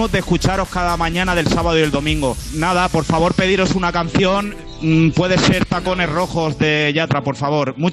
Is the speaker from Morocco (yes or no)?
no; Palma, Balearic Islands, Spain; somos de Palma de Mallorca